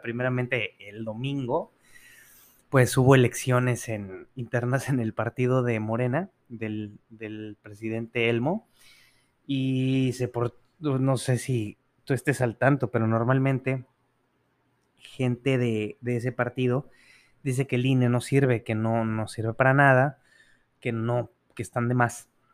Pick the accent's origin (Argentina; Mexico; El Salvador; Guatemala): Mexico; como mexicanos